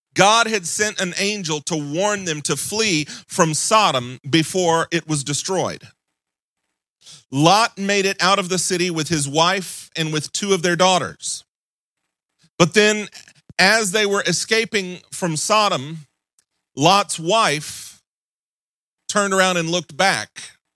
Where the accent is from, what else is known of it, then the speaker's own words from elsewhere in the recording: Mississippi, United States; moved away; I'm originally from Mississippi